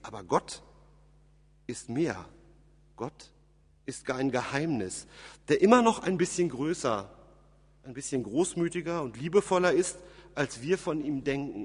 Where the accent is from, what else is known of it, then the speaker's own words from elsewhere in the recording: Germany; bei uns in Deutschland